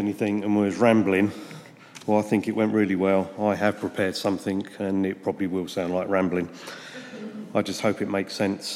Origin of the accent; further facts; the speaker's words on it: St Albans, East of England, United Kingdom; I was born and raised here in St Albans into a wonderful, loving family.